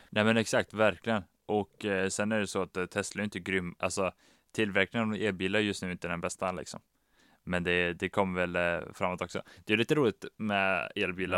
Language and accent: Swedish; Västra Götaland, Sweden; nu kommer vi från Västra Götaland